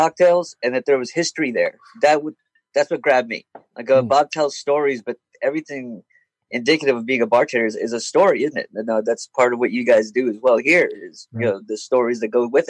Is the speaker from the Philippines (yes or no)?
yes; Philippines; now in Atlanta, United States; back home in the Philippines when I lived there